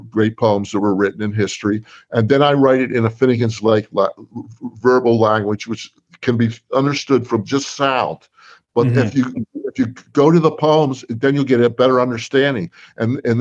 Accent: New Jersey, United States; I'm from New Jersey

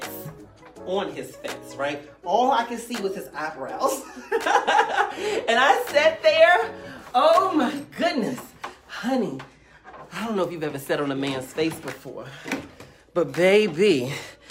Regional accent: the South, United States; I'm from the South

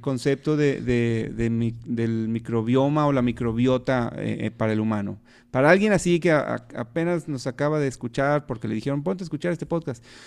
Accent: Mexico; los que somos de México

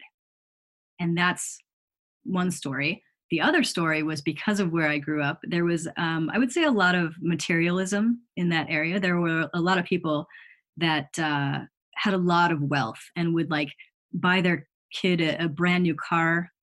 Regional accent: Chicago, Illinois, United States; I grew up in the Chicago area

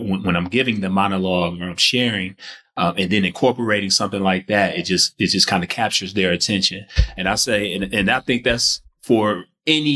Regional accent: Detroit, Michigan, United States; I grew up in Detroit, Michigan

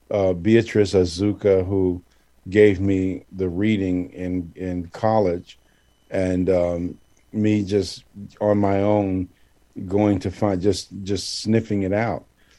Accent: Ile-Ife, Osun, Nigeria; I'm from Ile Ife, you know, I'm down without the hall. I can play drums.

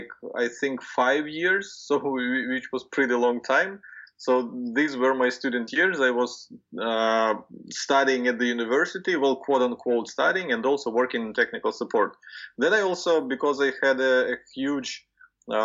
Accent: Ukraine; Ukraine, which is my home country where I was born and raised

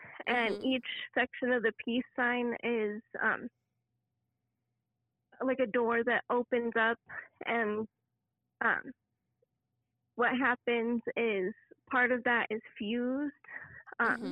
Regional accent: Denver, Colorado, United States; I am from Denver, Colorado

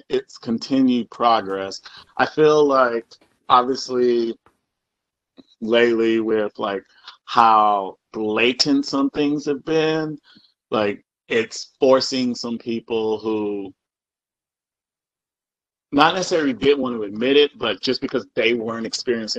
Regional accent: South Carolina, United States; moved away as an adult; also born or lived in Colorado / Indiana / Virginia / New York; growing up in South Carolina

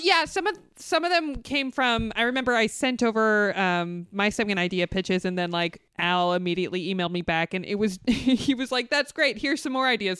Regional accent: the Valley, California, United States; I grew up in the Valley

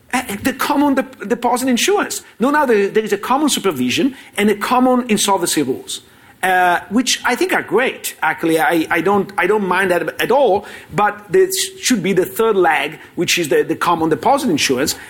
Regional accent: Italy; I come from Italy

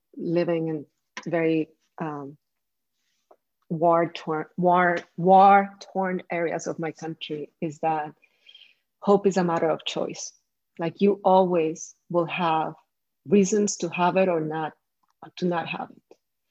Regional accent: Colombia; I come from Colombia

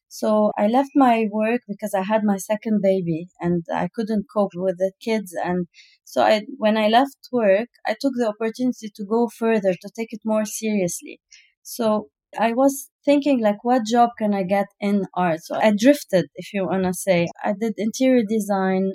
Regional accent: Lebanon; now in United Arab Emirates; I come from Lebanon

